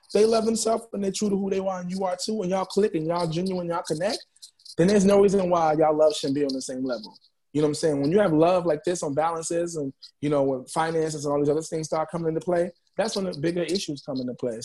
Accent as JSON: {"language": "English", "town": "New York City", "region": "New York", "country": "United States", "said": "And I'm from Harlem, New York. I'm in the Bronx right now recording"}